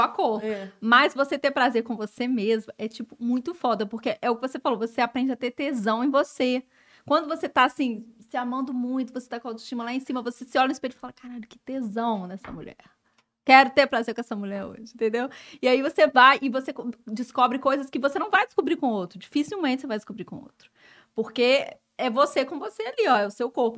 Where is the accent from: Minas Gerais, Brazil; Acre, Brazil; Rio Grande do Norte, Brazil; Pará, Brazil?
Minas Gerais, Brazil; Belo Horizonte; moved away as an adult; now in Rio de Janeiro, Brazil; eu sou de BH, né? Eu sou mineira.